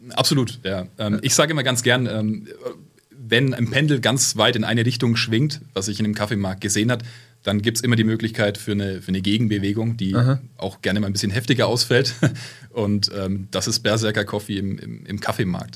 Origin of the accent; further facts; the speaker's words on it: Fürth, Bavaria, Germany; Ich komme aus meiner Heimatstadt Fürth. Ähm, das ist bei Nürnberg